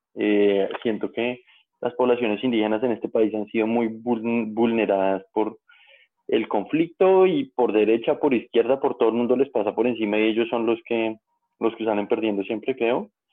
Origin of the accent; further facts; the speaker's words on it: Colombia; como colombianos